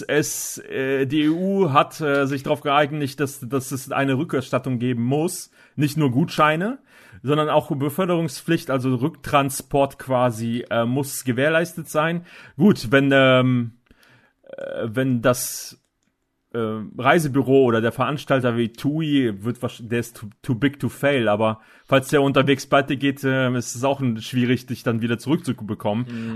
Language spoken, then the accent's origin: German; Northern Germany, Germany; bei uns in Norddeutschland